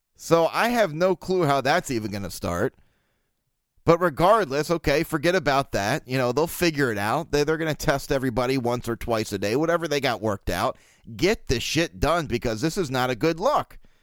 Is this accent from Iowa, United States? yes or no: no; Baltimore, Maryland, United States; I'm from Baltimore, born and raised.